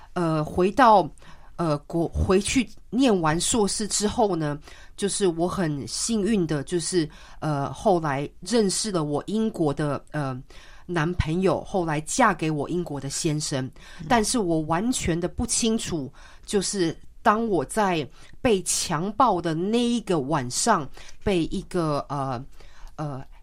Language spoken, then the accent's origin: Chinese; Taiwan; moved away; 当我小时候基本上是在台湾长大